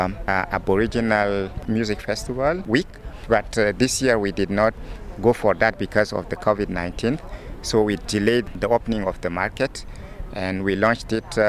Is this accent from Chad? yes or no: yes; Chad; now in Winnipeg, Canada; coming from war-torn country and had lived civil wars throughout my childhood. I come from Chad, which is a country in Central Africa